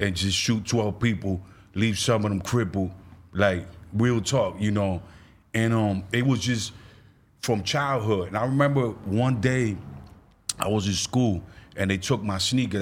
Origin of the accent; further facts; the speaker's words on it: New York, United States; I'm from New York, East Coast